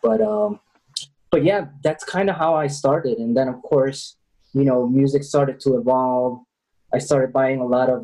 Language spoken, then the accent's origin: English; Chicago, Illinois, United States; now in Medellin, Colombia; I grew up in Chicago.